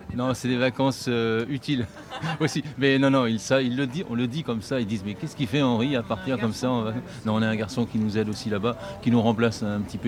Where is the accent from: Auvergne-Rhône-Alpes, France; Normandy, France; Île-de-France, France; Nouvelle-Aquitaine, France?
Nouvelle-Aquitaine, France; northern Dordogne; Nous on est entre Périgueux et Angoulême, donc c'est le nord de la Dordogne, c'est le Périgord vert, et on a notre ferme là-bas